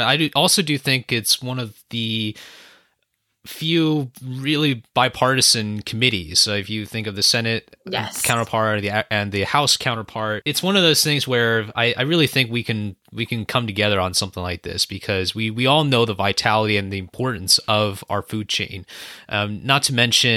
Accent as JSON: {"language": "English", "area": "San Francisco Bay Area", "region": "California", "country": "United States", "said": "I'm from the San Francisco Bay Area, so we got Silicon Valley around here"}